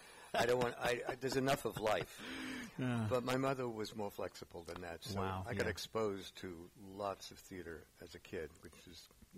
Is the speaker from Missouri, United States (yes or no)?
no; New York City, New York, United States; moved away; also born or lived in San Francisco Bay Area; I grew up in the Bronx.